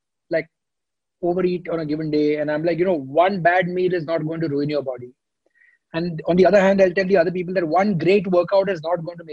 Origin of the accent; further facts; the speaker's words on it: India; I'm from India.